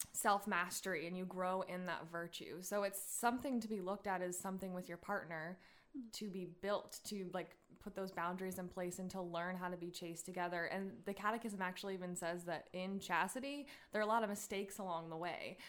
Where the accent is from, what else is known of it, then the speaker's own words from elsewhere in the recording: United States; I was raised in America